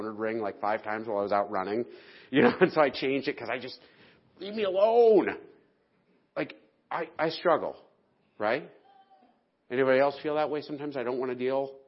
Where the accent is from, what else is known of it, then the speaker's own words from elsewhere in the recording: the South, United States; moved away; I'm a Southerner